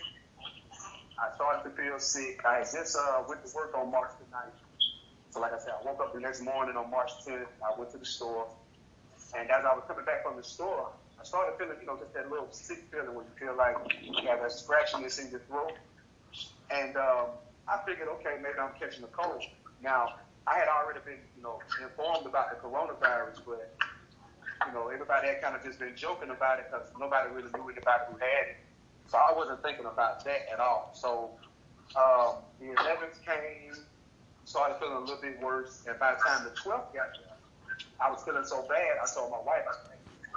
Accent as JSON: {"language": "English", "town": "Atlanta", "region": "Georgia", "country": "United States", "said": "I'm from Atlanta, Georgia"}